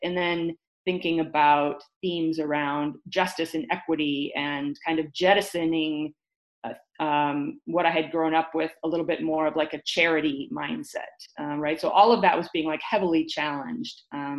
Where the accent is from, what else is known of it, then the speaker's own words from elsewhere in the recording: Detroit, Michigan, United States; also born or lived in El Paso; because I grew up in the Detroit area and in the border town of El Paso, Texas, right in the border of Juarez.